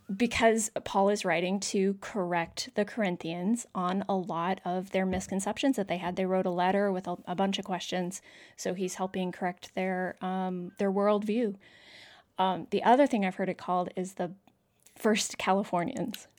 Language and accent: English; Canada; moved away; I'm from Canada originally.